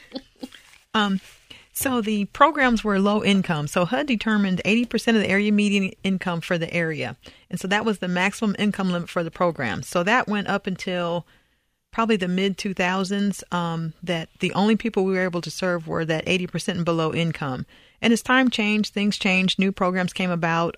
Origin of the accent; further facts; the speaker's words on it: Indiana, United States; moved away as an adult; also born or lived in California / Texas; I'm originally from Indiana